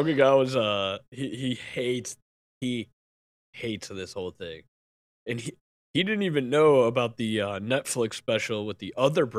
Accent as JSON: {"language": "English", "town": "Chicago", "region": "Illinois", "country": "United States", "said": "I've seen your kind before. I'm from Chicago."}